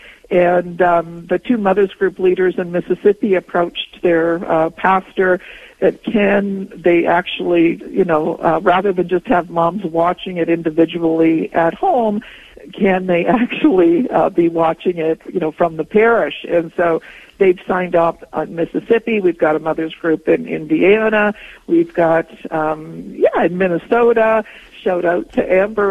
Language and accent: English; Poland; also born or lived in Toronto, Canada; now in Canada; I was born in Poland